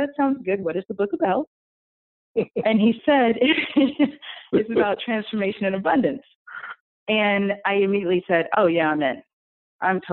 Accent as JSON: {"language": "English", "town": "Atlanta", "region": "Georgia", "country": "United States", "moved": "yes", "lives_now": "New York City, United States", "said": "I'm originally from Atlanta, so I'm a Southern girl."}